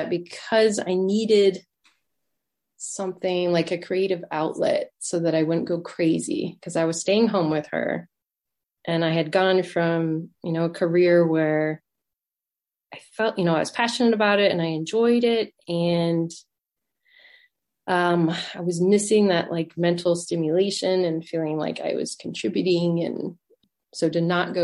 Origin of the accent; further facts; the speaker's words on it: Boulder, Colorado, United States; now in Denver, United States; I grew up in Boulder, Colorado, currently living in Denver